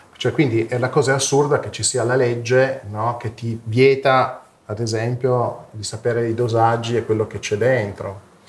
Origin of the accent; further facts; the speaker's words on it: Fossano, Piedmont, Italy; siamo di Fossano